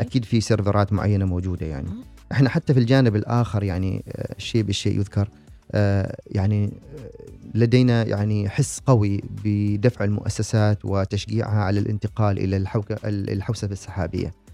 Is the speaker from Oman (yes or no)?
yes; Oman